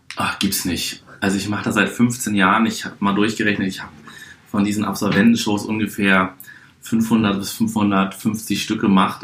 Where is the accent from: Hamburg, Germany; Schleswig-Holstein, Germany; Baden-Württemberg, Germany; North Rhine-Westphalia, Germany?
Hamburg, Germany; now in Berlin, Germany; Ich bin geboren in der schönsten Stadt der Welt, Hamburg. Bin seit 2003 Wahlberliner